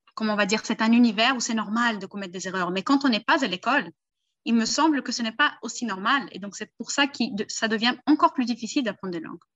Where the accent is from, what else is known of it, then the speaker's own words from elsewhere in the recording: Brazil; Je suis né au Brésil